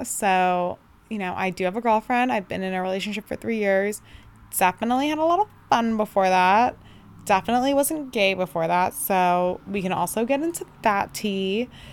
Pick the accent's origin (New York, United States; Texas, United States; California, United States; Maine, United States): California, United States; Bay Area, Northern; I'm from the Bay Area, Northern California